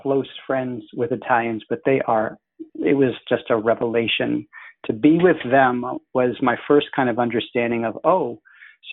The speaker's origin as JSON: {"language": "English", "town": "Los Angeles", "region": "California", "country": "United States", "tie": "born or raised there", "said": "growing up in Santa Monica Canyon"}